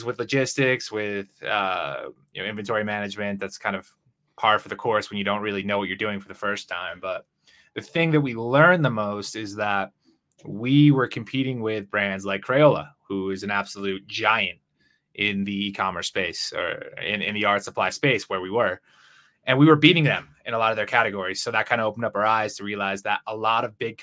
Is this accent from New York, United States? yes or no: no; Connecticut, United States; moved away as an adult; now in Guadalajara, Mexico; I'm from Connecticut originally. I live in Guadalajara, Mexico now